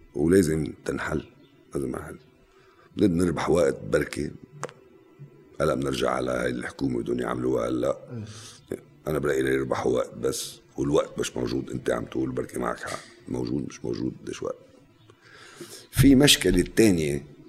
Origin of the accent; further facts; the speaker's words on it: Lebanon; انا لبناني